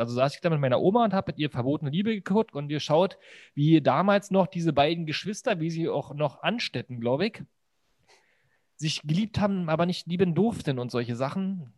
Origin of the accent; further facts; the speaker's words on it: Berlin, Germany; bei uns in Berlin